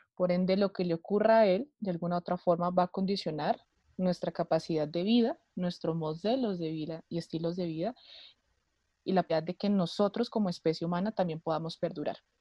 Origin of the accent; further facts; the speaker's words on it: Bogotá, Colombia; soy de Bogotá, Colombia